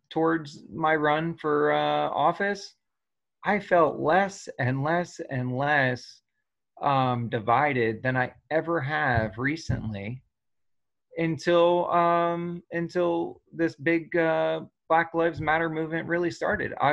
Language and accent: English; New Jersey, United States; you know I grew up in New Jersey with a lot of friends that were people of color